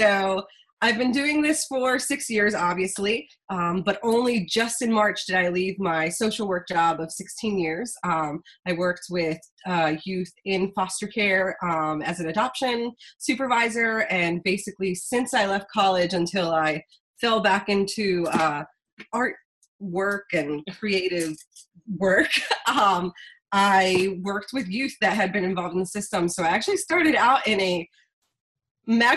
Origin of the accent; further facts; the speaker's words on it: outside the Philadelphia area, Pennsylvania, United States; moved away as an adult; now in Harrisburg, United States; I grew up outside of the Philly area and then got dragged out to the Harrisburg area